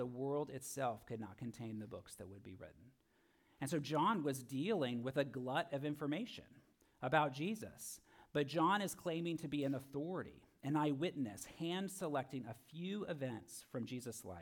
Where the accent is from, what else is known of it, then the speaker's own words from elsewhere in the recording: Florida, United States; I'm from Florida